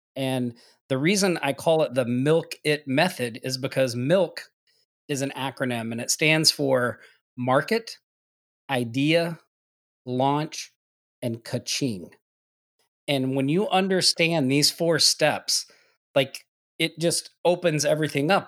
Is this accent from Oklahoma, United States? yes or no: yes; Oklahoma, United States; moved away as an adult; now in Maui, United States; I'm originally from Oklahoma